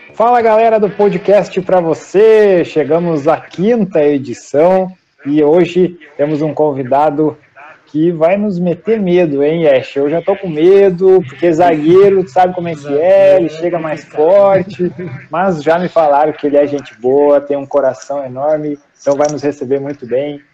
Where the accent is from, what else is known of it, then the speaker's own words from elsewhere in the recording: Novo Hamburgo, Rio Grande do Sul, Brazil; eu sou de Novo Hamburgo